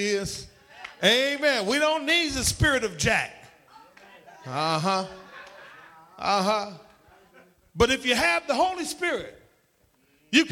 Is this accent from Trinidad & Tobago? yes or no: yes; Trinidad & Tobago; now in United States; when I was a child growing up in Trinidad